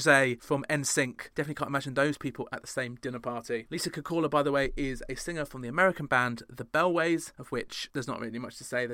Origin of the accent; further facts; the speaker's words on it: United Kingdom; being British